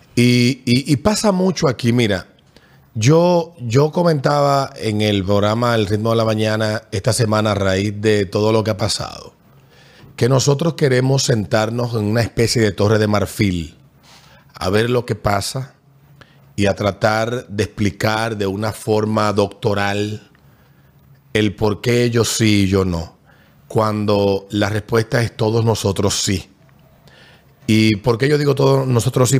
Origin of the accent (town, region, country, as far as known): Dominican Republic